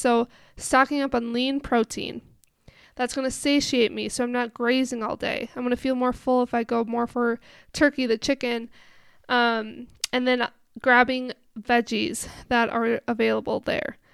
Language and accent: English; Minnesota, United States; moved away; I'm from Minnesota